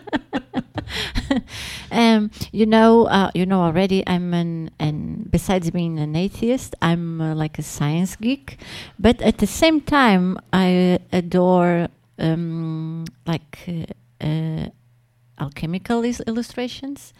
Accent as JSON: {"language": "English", "country": "Portugal", "second_language": "English", "said": "I'm speaking uh, Latin as a Portuguese"}